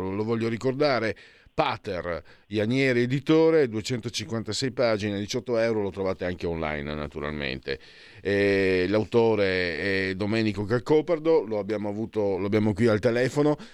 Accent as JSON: {"language": "Italian", "country": "Italy", "also_born_or_lived": "Friuli-Venezia Giulia / Veneto", "moved": "as an adult", "said": "Io sono un mezzo sangue, nel senso che sono metà friulano e metà veneto"}